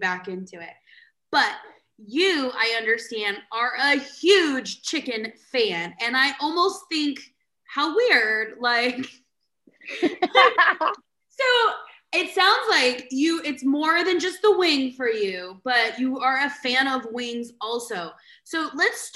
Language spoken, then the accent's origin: English; San Diego, California, United States; moved away as an adult; now in Arizona, United States; I grew up in San Diego and I've been in Arizona 15 years